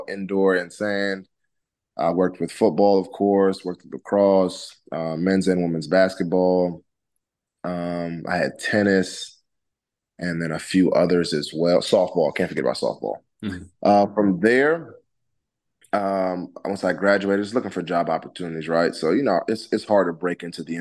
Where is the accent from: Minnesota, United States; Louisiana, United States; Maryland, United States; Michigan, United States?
Maryland, United States; Langley Park; moved away as an adult; also born or lived in Houston, Texas / Lubbock, Texas; I'm from Langley Park, Maryland, which is a town in Maryland, Prince George's County